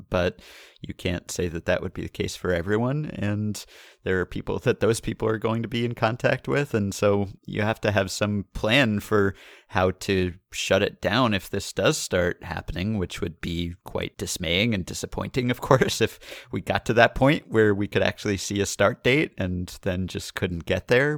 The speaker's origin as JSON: {"language": "English", "region": "New York", "country": "United States", "said": "we're from New York"}